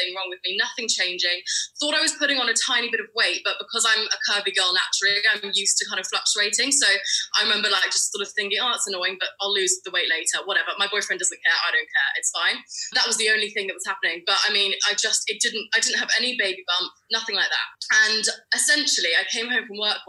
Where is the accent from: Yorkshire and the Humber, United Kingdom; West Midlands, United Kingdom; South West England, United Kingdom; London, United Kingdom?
London, United Kingdom; I'm from London in the UK.